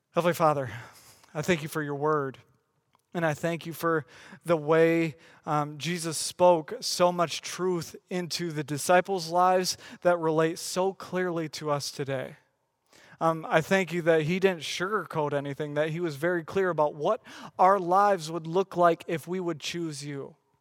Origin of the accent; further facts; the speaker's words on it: West Michigan, United States; I grew up in West Michigan.